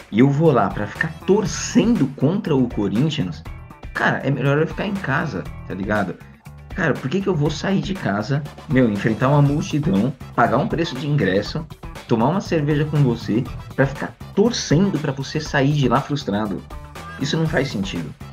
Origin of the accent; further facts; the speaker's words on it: São Paulo, Brazil; paulista e paulistano eu não escolhi, né? Mas São Paulino